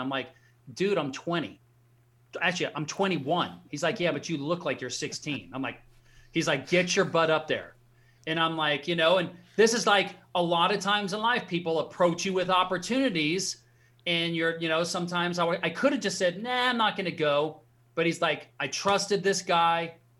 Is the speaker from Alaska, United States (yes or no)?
yes; Alaska, United States; So I grew up in Alaska. My dad was in the Army, grew up in a very small town in Alaska.